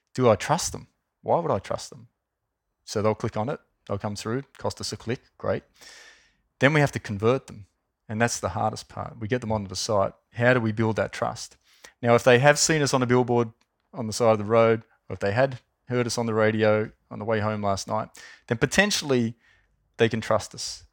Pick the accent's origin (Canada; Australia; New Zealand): Australia; Wollongong, New South Wales; I grew up in Wollongong